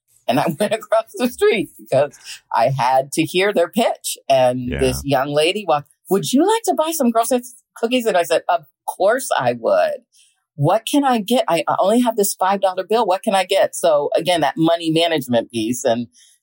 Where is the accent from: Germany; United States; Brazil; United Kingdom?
United States; Montgomery County, Maryland; We grew up in Maryland, in Montgomery County, Maryland